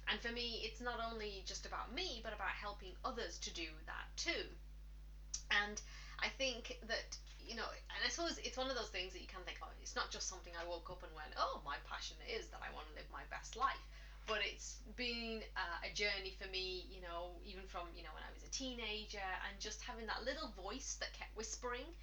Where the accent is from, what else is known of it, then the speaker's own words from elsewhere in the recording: England, United Kingdom; now in Ireland; well, I'm English, uh, but I've lived in Ireland for the last 16 years now.